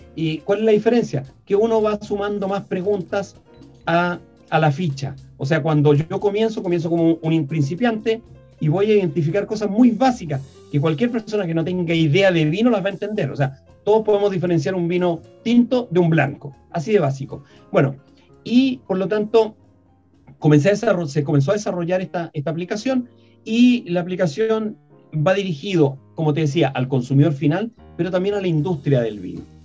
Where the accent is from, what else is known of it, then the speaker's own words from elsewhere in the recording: Copiapó, Atacama, Chile; yo soy nortino, yo nací en Copiapó